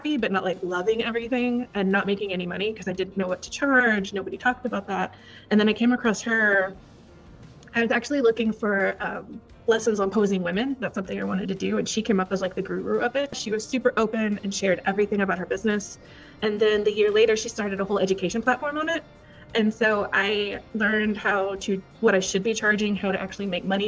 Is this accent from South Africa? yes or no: no; Victoria, Texas, United States; moved away as an adult; also born or lived in Connecticut / Minnesota; I was born and raised in South Texas, down in Victoria, about 3 hours south from College Station, where I currently am now